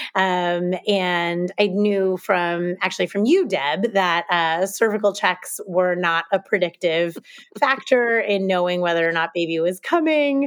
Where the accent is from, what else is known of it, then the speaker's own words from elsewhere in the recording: United States; moved away as an adult; also born or lived in Hoboken, New Jersey / Franklin, Massachusetts / Boston, Massachusetts; now in New York City, United States; I grew up in New Jersey and Massachusetts, and I'm a relatively recent transplant to New York City